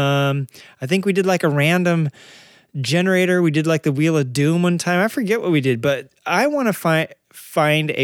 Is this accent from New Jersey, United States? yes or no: no; San Diego area, California, United States; born or raised there; also born or lived in Arkansas; now in California, United States